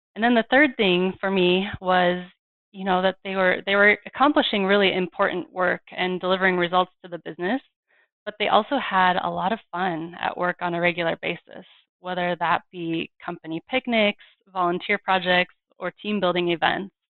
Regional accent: Fort Collins, Colorado, United States; my hometown of Fort Collins, Colorado

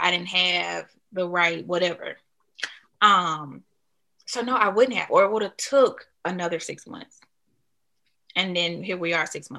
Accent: Birmingham, Alabama, United States; I'm from Alabama, Birmingham, and we have these hot honey, hot lemon pepper wings. They don't have them here.

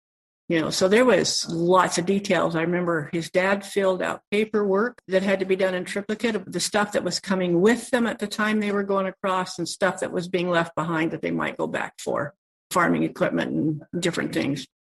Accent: Idaho, United States; now in Canada; No, I came from Southern Idaho, a little tiny town, grew up in a little town that had 118 for population, farming community. And that's not the only place I lived. We moved around a lot when I was a kid.

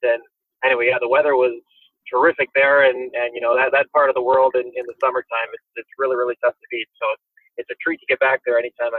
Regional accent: Campbell River, British Columbia, Canada; also born or lived in Montreal; now in Ottawa, Canada; I grew up on Vancouver Island, which is like the west coast of Canada, in a small town. Campbell River is about 35,000 and change

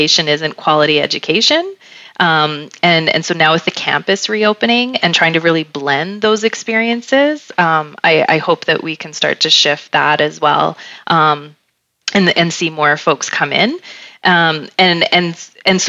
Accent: Canada; we're Canadian

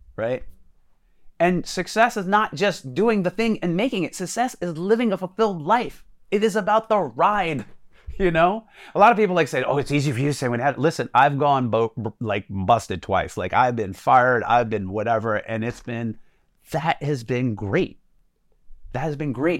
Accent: Jersey City, New Jersey, United States; growing up in Jersey City being black

